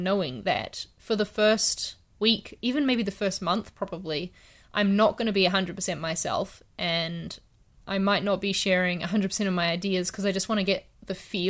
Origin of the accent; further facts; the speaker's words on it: Wellington, New Zealand; also born or lived in London; I'm in Wellington at the moment, which was my hometown for like 7 years before I moved to London.